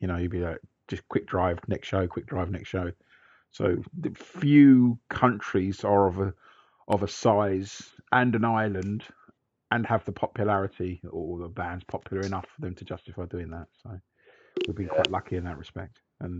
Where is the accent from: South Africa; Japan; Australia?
Australia; Canberra, Australian Capital Territory; I'm from Canberra, the capital, just to be clear.